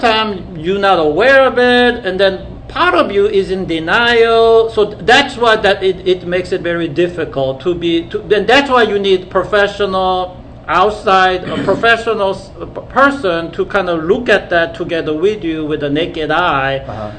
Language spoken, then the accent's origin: English; South Korea; moved away; at school in the 70s when I when I grew up in Korea